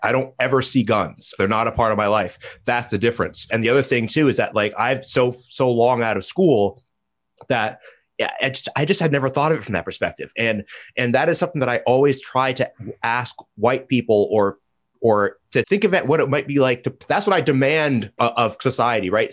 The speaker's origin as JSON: {"language": "English", "country": "United States", "said": "as an American"}